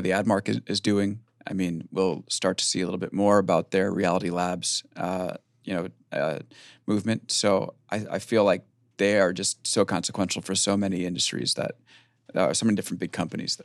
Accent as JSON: {"language": "English", "area": "Long Island", "region": "New York", "country": "United States", "said": "we're both from Long Island"}